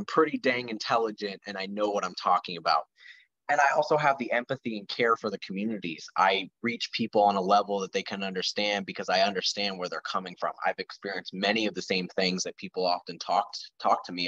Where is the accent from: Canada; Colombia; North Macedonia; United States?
United States; Lehigh Valley, Pennsylvania; I was born and raised in the Lehigh Valley where my district is.